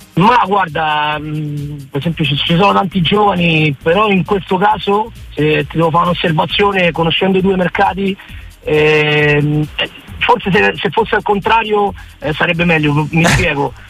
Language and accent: Italian; Rome, Lazio, Italy; moved away as an adult; now in Spain; io sono italiano, eh, sono nato a Roma, sono nove anni che vivo in Spagna